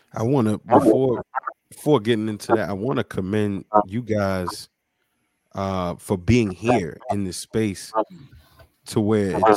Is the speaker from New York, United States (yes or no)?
yes; New York, United States; now in Baltimore, United States; me being from New York as well